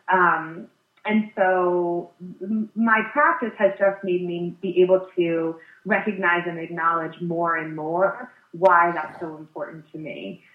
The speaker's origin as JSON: {"language": "English", "region": "Connecticut", "country": "United States", "tie": "born or raised there", "also_born_or_lived": "Illinois", "said": "I um, had a really tough transition uh, when we we moved from Illinois to Connecticut in third grade"}